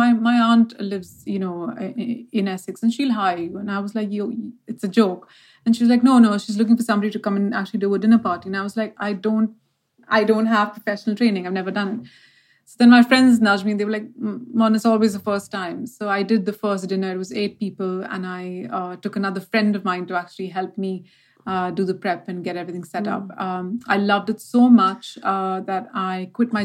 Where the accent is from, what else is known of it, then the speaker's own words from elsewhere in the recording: Mumbai, Maharashtra, India; moved away; I was born and brought up in Bombay, or as people call Mumbai.